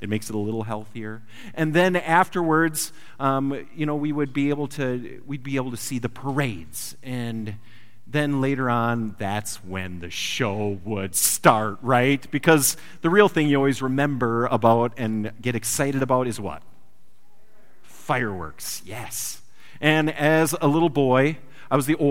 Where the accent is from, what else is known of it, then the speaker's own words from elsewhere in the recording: Wisconsin, United States; moved away; I come from Wisconsin